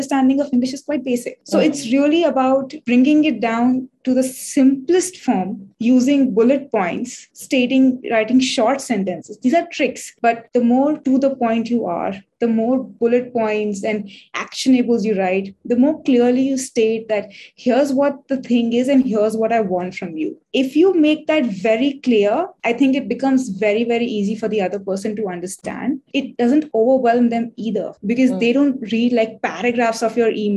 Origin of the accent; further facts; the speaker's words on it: India; I'm from India